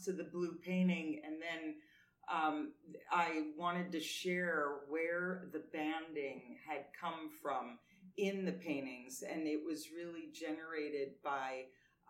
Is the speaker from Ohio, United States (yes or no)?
no; New York City, New York, United States; moved away; I grew up in New York City